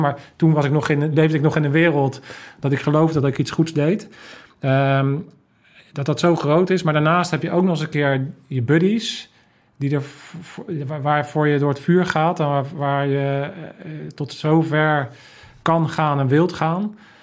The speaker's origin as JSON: {"language": "Dutch", "country": "Netherlands"}